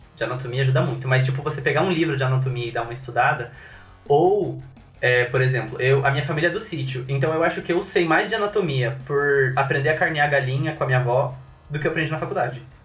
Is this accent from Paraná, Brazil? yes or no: yes; Cascavel, Paraná, Brazil; now in Curitiba, Brazil; Eu sou de Cascavel